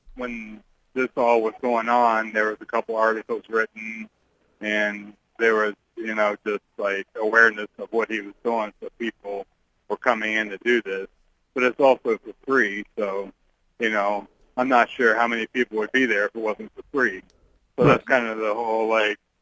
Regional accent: Statesville, Ohio, United States; moved away; my hometown of Statesville, Ohio, where I grew up

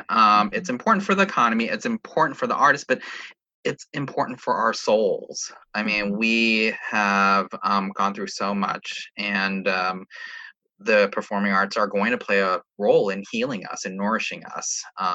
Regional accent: New York City, New York, United States; but as a New Yorker and as a arts administrator working for an organization that is New York based

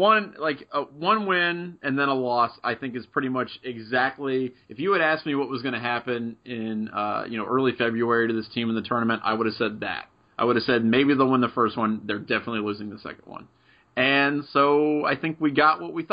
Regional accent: Middletown, United States; my hometown of Middletown

